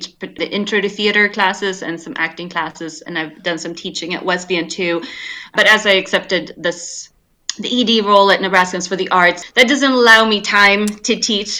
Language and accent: English; Sweden; moved away as an adult; I grew up in Sweden